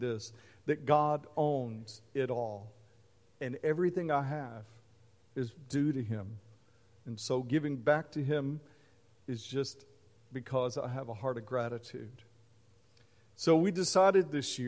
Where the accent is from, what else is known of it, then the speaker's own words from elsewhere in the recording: Mesquite, Texas, United States; as a kid growing up in Mesquite, Texas, near Dallas